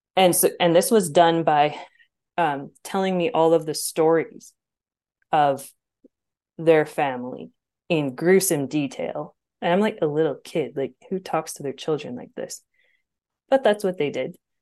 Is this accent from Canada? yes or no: yes; Alberta, Canada; I grew up in Bible Belt, Canada.